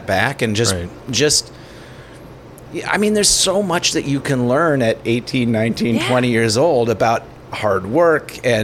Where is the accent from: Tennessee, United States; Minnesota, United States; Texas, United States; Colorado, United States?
Minnesota, United States; also born or lived in Portland, Oregon; I'm Minnesotan as well